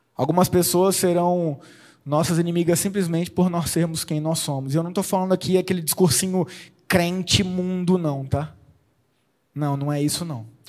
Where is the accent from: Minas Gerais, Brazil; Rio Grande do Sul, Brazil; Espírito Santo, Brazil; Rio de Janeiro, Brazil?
Espírito Santo, Brazil; now in Limeira, Brazil; eu sou capixaba